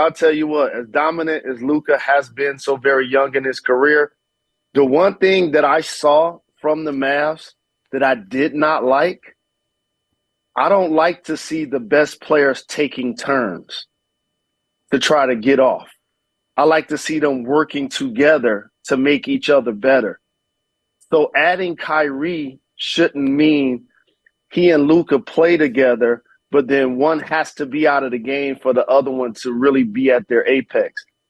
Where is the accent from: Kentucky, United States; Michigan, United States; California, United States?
Michigan, United States; Detroit; Fortunate enough, I grew up in Detroit, that was one, and played in Indiana, that's two.